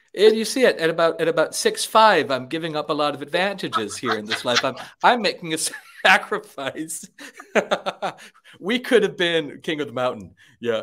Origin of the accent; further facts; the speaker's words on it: Wisconsin, United States; moved away; I was born in Wisconsin. Uh, I grew up in Wisconsin